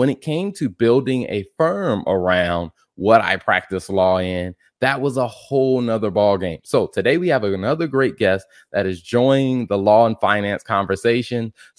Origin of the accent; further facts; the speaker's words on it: South Carolina, United States; now in North Carolina, United States; because I'm in North Carolina and like I grew up in South Carolina.